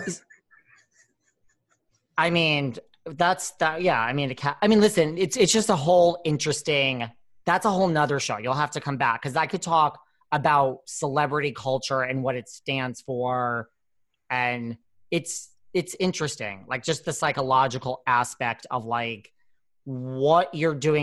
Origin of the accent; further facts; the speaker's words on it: New York, United States; I'm from New York